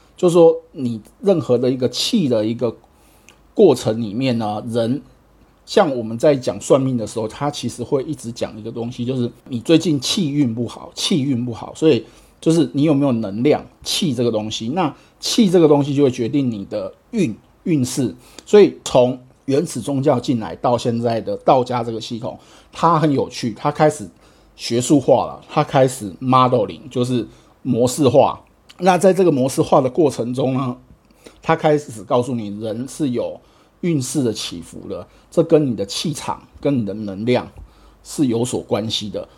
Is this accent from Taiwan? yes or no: yes; Taiwan; 因为我是台湾来的